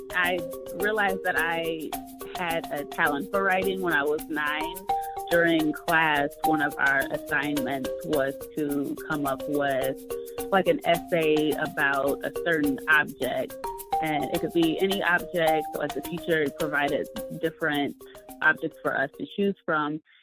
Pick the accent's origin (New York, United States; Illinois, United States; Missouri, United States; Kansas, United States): Illinois, United States; Rockford; moved away; also born or lived in Arizona; I grew up in the Midwest in Rockford, right outside of Chicago